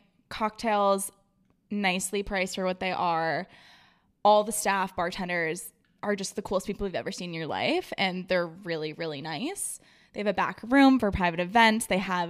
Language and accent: English; Rhode Island, United States; I grew up summering in Rhode Island with all my family and friends because I'm originally from there and I have a lot of relatives that still live there.